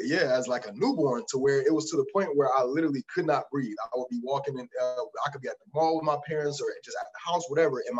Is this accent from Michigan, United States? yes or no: yes; Detroit, Michigan, United States; also born or lived in Canton, Michigan; I was born in Detroit, and I was moved. I ended up moving to a suburb named Canton a little earlier